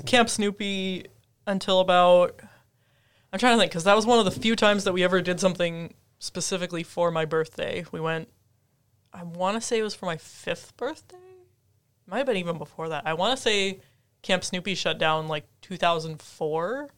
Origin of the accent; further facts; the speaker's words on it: Minnesota, United States; moved away; I grew up in Minnesota